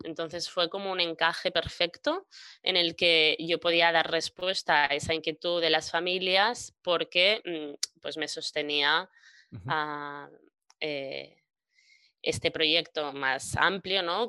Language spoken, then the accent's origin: Spanish; Maresme, Catalonia, Spain; crecí en el Maresma, que es una comarca catalana